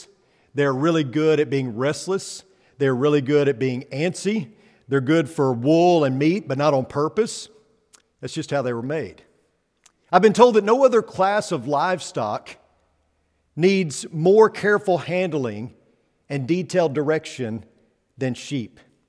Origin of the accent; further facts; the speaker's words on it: Missouri, United States; But where I come from the Holy Land, which is Missouri, where I come from, there actually were a lot of sheep.